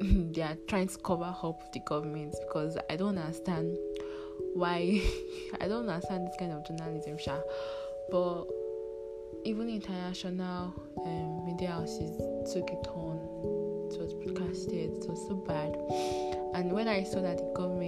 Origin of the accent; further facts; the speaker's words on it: Nigeria; I'm from Nigeria.